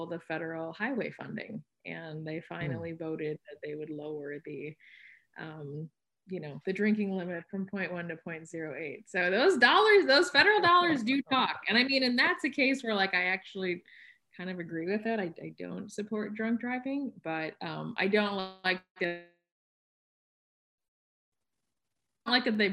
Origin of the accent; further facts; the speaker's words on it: Wisconsin, United States; I'm from Wisconsin